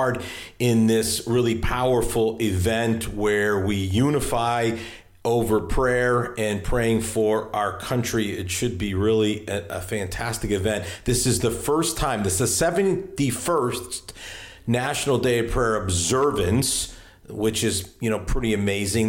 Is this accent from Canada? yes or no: no; Hartford, Connecticut, United States; now in Virginia, United States; I live in Virginia now, but that's where I grew up, in Hartford, Connecticut.